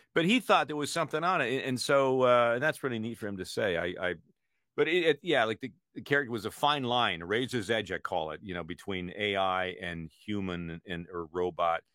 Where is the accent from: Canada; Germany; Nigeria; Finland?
Canada; now in United States; I was born in Canada.